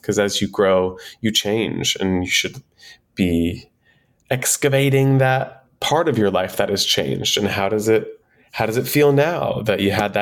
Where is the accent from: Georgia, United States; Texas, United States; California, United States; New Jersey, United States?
Texas, United States; I was a boy in Texas, 14 years old, that liked to dance, that wanted to dance